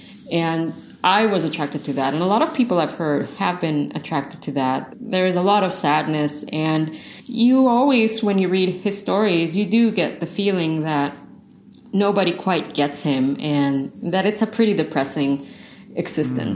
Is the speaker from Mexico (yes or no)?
yes; Mexico; I'm from Mexico, all our houses are completely different